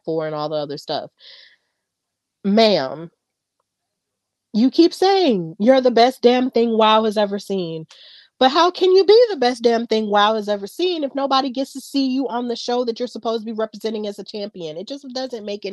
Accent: Birmingham, Alabama, United States; I'm from Birmingham, Alabama, 205 lit

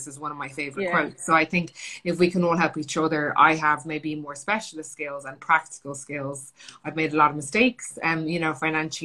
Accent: Ireland; moved away as an adult; also born or lived in London / Los Angeles; I'm Irish, Italian, and my family were tilers

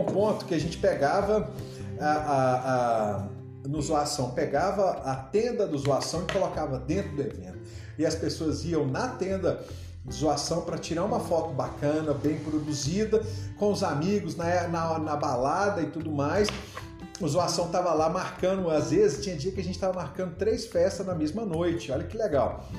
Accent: João Monlevade, Minas Gerais, Brazil; also born or lived in Uberaba / Itabira / Governador Valadares; eu saí de Uberaba, fui lá para João Levade, aqui pertinho, cidade da minha mãe e tudo mais. E, e fui estudar na escola estadual

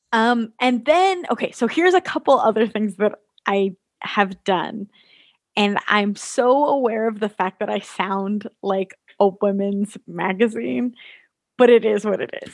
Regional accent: Southern California, United States; I grew up in Southern California

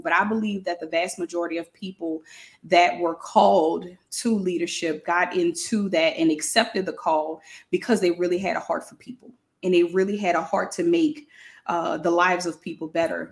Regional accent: New Orleans, Louisiana, United States; now in Baton Rouge, United States; I am from New Orleans, Louisiana, y'all, but I live in Baton Rouge right now

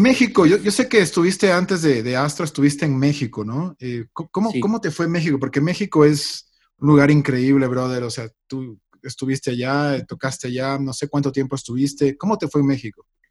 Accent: Ecuador; now in Los Angeles, United States; Yo soy ecuatoriano, pero ya tengo muchísimos años fuera del país, pero siempre, siempre regreso por mi familia.

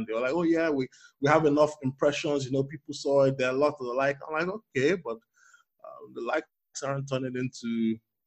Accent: Lagos, Nigeria; moved away as an adult; also born or lived in United States; now in Toronto, Canada; I currently live and work in Toronto, Canada, but I was born and raised in Lagos, Nigeria.

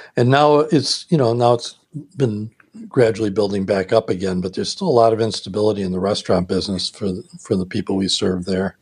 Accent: Milwaukee, Wisconsin, United States; growing up in Milwaukee

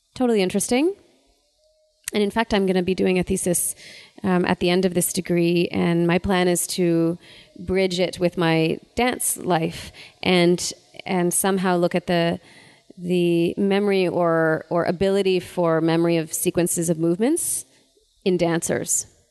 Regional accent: Ottawa, Ontario, Canada; I'm from Ottawa

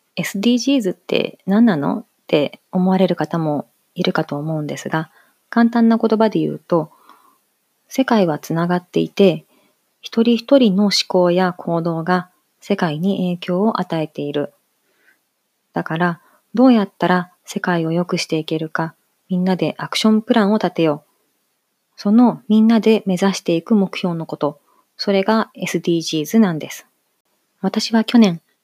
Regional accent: Hiroshima, Japan; moved away as an adult; also born or lived in Singapore / Malaysia; now in Tokyo, Japan; 三姉妹の三女として広島市内で生まれ育ちました

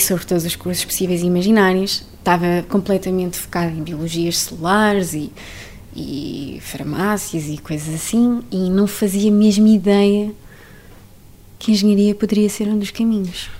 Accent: Trancoso, Guarda, Portugal; moved away as an adult; also born or lived in Viseu / Lisbon; now in Baltimore, United States; nasci em Viseu, cresci em Trancoso, estudei em Lisboa, e vivo em Baltimore

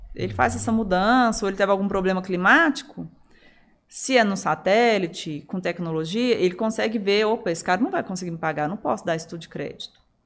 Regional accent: Araguari, Minas Gerais, Brazil; moved away; a nossa infância em Araguari, ela, ela, ela foi muito diversa

